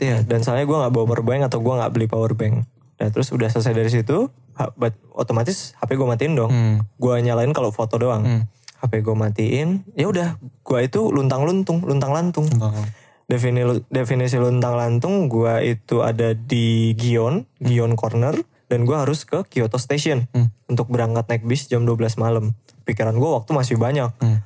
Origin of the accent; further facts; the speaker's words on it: Indonesia; gue dari Indonesia